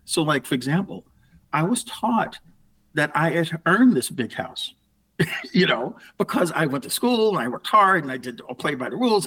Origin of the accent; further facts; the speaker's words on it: New York City, New York, United States; moved away as an adult; also born or lived in Houston, Texas / Connecticut; I grew up in the Bronx, and yeah, it was a very happy upbringing